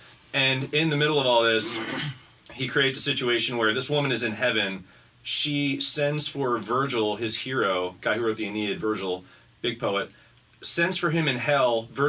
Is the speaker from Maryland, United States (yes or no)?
yes; Baltimore, Maryland, United States; I grew up in Baltimore